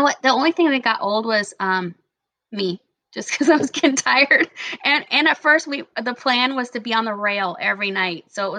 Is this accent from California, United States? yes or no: yes; California, United States; moved away; Cause I'm originally from California.